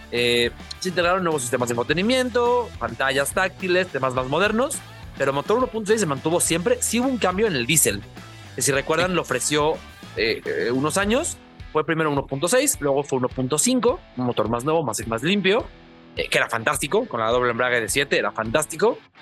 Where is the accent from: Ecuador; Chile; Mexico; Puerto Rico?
Mexico; como mexicanos